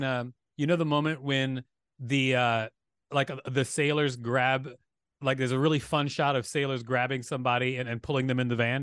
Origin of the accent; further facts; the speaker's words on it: Huntsville, Alabama, United States; moved away; also born or lived in Gary, Indiana / Minneapolis, Minnesota / New York; Raised in Huntsville. I was born in Gary, Indiana